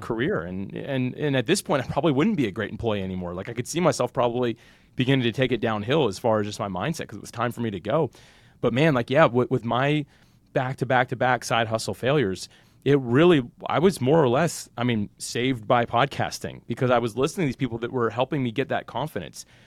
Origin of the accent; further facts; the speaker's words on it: Jacksonville, Florida, United States; I'm actually born and raised Jacksonville, Florida, still live there today